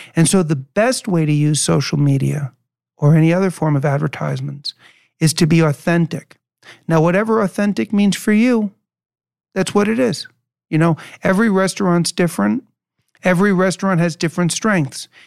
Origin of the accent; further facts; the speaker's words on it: New York City, New York, United States; moved away; I was born and raised in New York City and, and grew up in the eighties